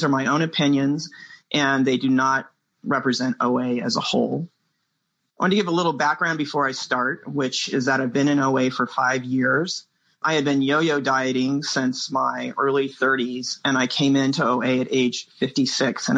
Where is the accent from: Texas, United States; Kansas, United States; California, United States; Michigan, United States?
California, United States; San Francisco Bay Area; I'm from the San Francisco Bay Area